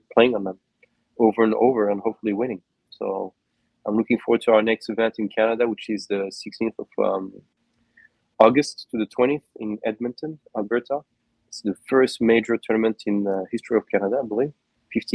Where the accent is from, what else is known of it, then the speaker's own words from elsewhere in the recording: San Juan, Puerto Rico; my hometown of San Juan, new home in Puerto Rico